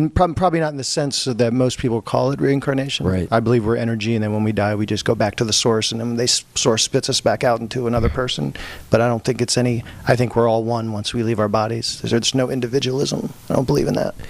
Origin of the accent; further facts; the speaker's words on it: Pennsylvania, United States; I grew up in Pennsylvania, small town